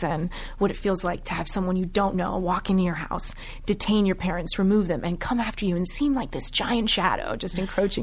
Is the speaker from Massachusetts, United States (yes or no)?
no; Miami, Florida, United States; I'm Cuban American, and my family, first generation, both my parents immigrated here from Cuba